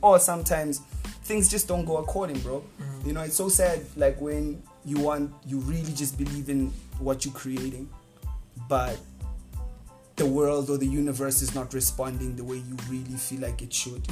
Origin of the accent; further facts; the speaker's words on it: South Africa; English is a second language; also born or lived in Johannesburg; I'm, I'm from Boch, so Boch is such a warm place.